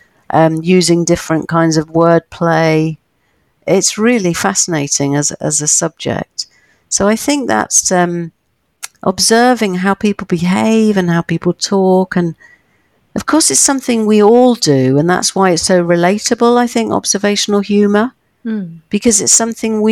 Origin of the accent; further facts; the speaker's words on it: United Kingdom; living as a Brit